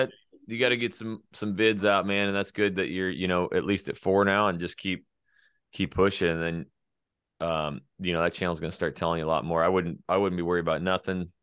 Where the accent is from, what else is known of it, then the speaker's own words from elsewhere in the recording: North Idaho, United States; was born and raised North Idaho